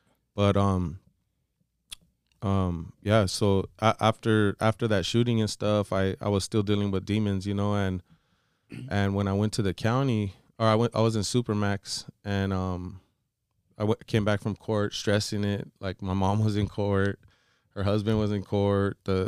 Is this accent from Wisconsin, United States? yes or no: no; Florida, United States; you know, I'm from Florida